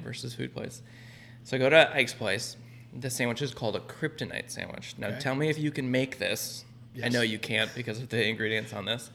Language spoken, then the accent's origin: English; California, United States; I'm from California